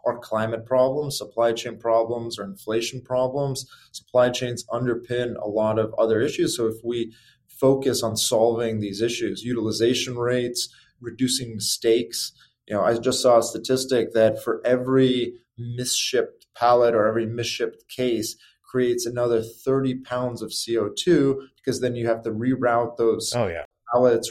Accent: Chicago, Illinois, United States; moved away as an adult; also born or lived in California; growing up in Chicago was wonderful

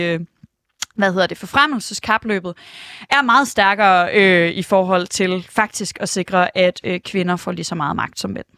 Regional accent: Aarhus, Central Denmark Region, Denmark; jeg er fra Aarhus

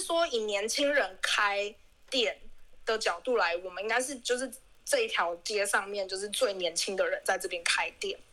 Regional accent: Taipei, Taiwan; moved away; 我从小在台北是长大

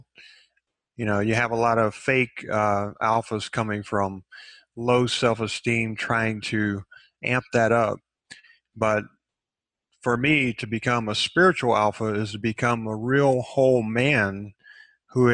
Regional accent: Texas, United States; I grew up in Texas, and Texas is kind of an alpha state in itself.

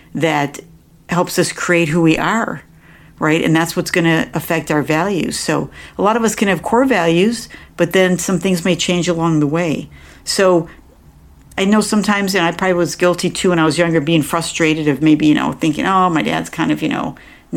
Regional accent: New York, United States; moved away; I grew up back in New York

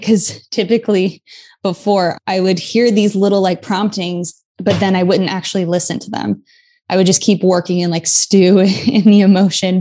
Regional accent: New York City, New York, United States; being a New Yorker

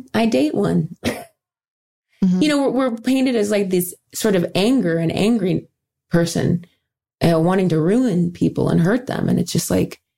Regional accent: Dayton, Ohio, United States; I work with the YWCA of Dayton, my hometown in Ohio

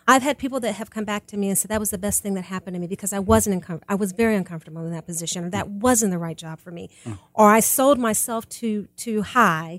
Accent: Kansas City, United States; moved away; also born or lived in Georgia; I grew up in Kansas City

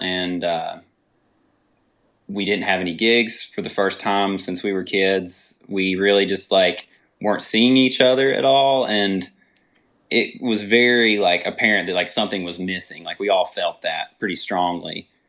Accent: Galax, Virginia, United States; I actually grew up in, uh, Galax, Virginia

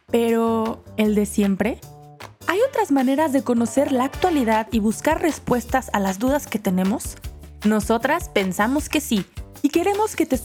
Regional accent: Madrid, Community of Madrid, Spain; also born or lived in Barcelona; soy, soy de Madrid

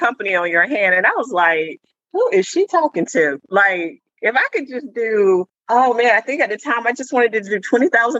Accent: Alabama, United States; moved away; also born or lived in North Carolina / Georgia; I was born in Alabama, lived in North Carolina, lived in Georgia.

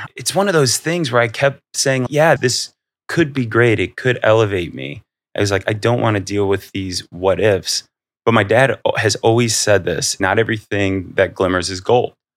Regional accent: Akron, Ohio, United States; growing up in Akron, like very blue collar

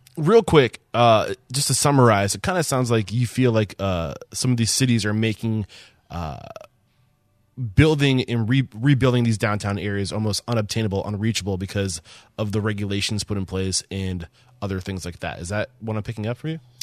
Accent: East Kingston, New Hampshire, United States; I grew up about an hour south of Rochester in southern New Hampshire, a town called East Kingston

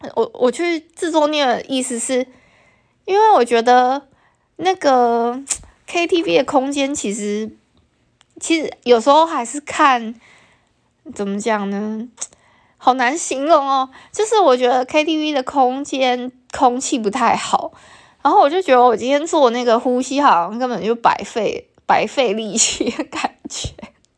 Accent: Taiwan; first language Taiwanese Hokkien; Chinese is a second language; 像我对母语的认知是闽南话

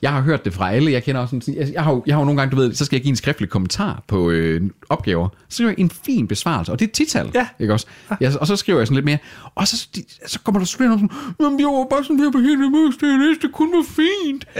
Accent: Salling, Central Denmark Region, Denmark; vi er jo ikke midtjyder. Vi er heller ikke rigtig vestjyder. Vi, vi er jo salingenser

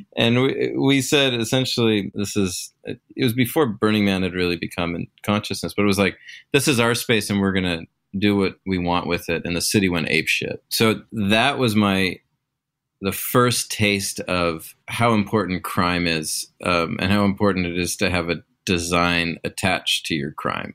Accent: Pacific Northwest, United States; I'm, I'm from the Great Pacific Northwest. And when you're from here, it's hard to ever leave

